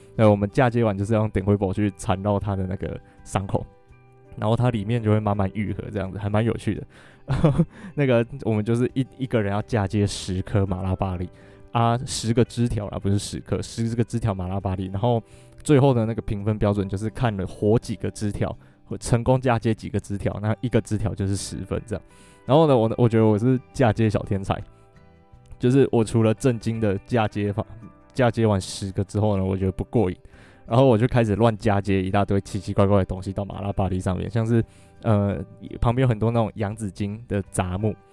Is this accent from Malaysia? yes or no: no; Alishan, Chiayi County, Taiwan; 我真的是从小就住在阿里山